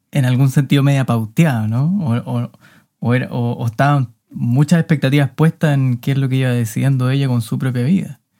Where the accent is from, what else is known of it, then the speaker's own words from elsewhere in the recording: Viña del Mar, Valparaíso, Chile; born there; También nací en Viña, pero claro, una familia mucho menos aristocrática que la de Teresa.